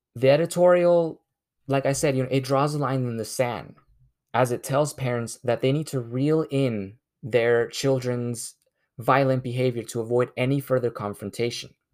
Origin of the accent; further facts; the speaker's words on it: United States; I myself being Mexican American